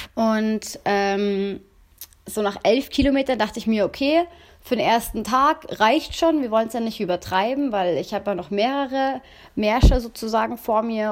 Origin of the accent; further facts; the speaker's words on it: near Munich, Bavaria, Germany; ich komme ja aus Bayern, also aus, in der Nähe von München